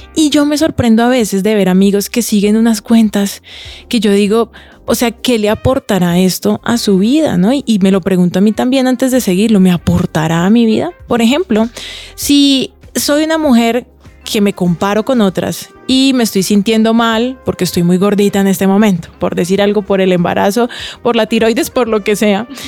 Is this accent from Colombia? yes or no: yes; Cali, Valle del Cauca, Colombia; Yo tengo cara de venezolana y soy caleña